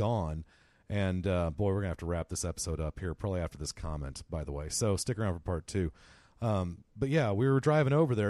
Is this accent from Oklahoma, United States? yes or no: yes; Norman, Oklahoma, United States; moved away; I grew up in Norman, Oklahoma. I didn't grow up in the big city